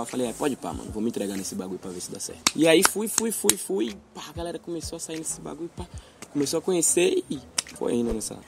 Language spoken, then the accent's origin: Portuguese; Salvador, Bahia, Brazil; Pituaçu é o nome da minha quebrada lá